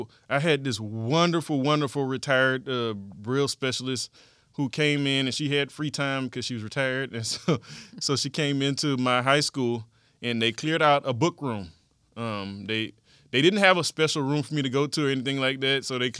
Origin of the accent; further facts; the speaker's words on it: Fresno, Texas, United States; also born or lived in Houston, Texas; I was born in Houston, Texas. I'm a native of Houston, Texas, mm-hmm. but by the time I got to the eighth grade, my dad had moved us out to the suburbs. Hmm. And so I kind of grew up in Fresno, Texas